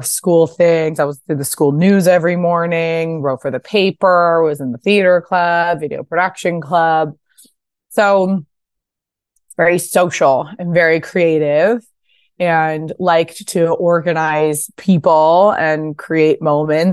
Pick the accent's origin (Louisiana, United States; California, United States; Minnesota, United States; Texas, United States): California, United States; Pasadena; also born or lived in New York; I'm from Pasadena. This was the house I grew up